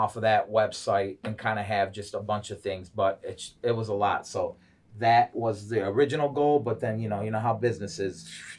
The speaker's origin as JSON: {"language": "English", "town": "Chicago", "region": "Illinois", "country": "United States", "tie": "born or raised there", "also_born_or_lived": "Westland, Michigan / Garden City, Michigan", "moved": "yes", "said": "I was born in Chicago, born and raised."}